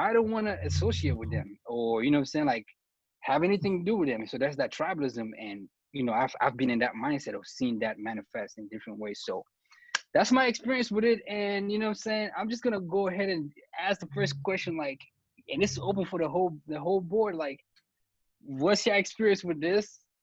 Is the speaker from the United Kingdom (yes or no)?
no; Cameroon; me being from Cameroon